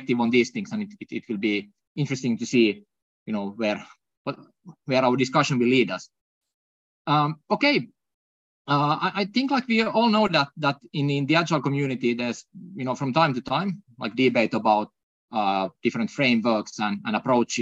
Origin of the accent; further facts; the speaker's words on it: Finland; accent: non-North American; non-North American accent is brought to you all the way from Finland